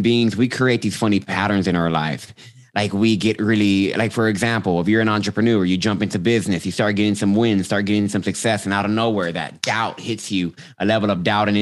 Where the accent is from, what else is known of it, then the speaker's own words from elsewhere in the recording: Austin, Texas, United States; I'm from Austin, Texas, born and raised